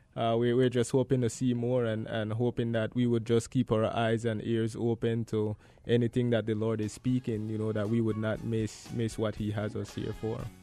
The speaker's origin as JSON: {"language": "English", "town": "Gales Point", "region": "Belize District", "country": "Belize", "tie": "born or raised there", "said": "I grew up in Gales Point."}